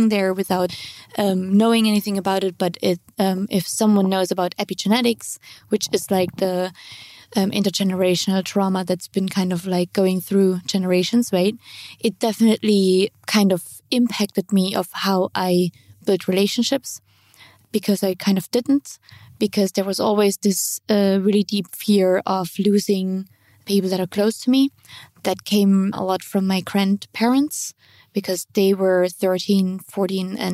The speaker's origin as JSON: {"language": "English", "town": "Dresden", "region": "Saxony", "country": "Germany", "tie": "born or raised there", "moved": "yes", "said": "So my hometown is Dresden"}